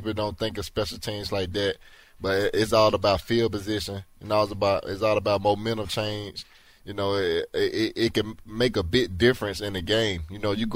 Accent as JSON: {"language": "English", "region": "Alabama", "country": "United States", "moved": "as an adult", "lives_now": "Houston, United States", "said": "I'm from Alabama, so I'm used to the heat."}